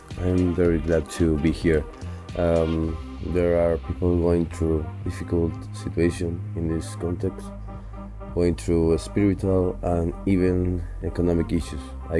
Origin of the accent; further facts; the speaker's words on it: Chile; born there; My mother is Argentinian, my father is Chilean. I was born in Chile.